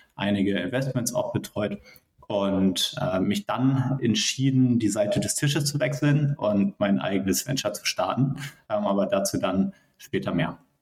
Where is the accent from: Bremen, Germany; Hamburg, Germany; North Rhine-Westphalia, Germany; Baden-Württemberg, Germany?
Hamburg, Germany; moved away as an adult; also born or lived in Münster; Ich komme ursprünglich aus Hamburg